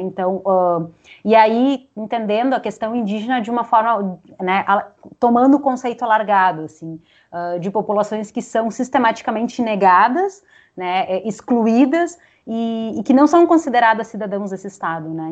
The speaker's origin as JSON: {"language": "Portuguese", "country": "Uruguay", "second_language": "Portuguese", "moved": "yes", "lives_now": "Brazil", "said": "eu sou uruguaia, daí quando eu vou pensar nessas questões, eu sempre penso em espanhol"}